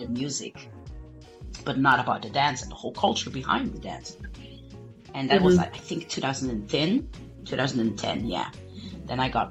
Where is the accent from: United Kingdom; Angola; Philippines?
Angola; I'm from Angola